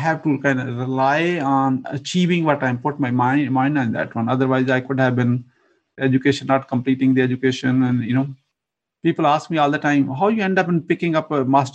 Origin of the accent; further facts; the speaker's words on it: Pakistan; moved away as an adult; now in Atlanta, United States; I was born in a remote village countryside in Pakistan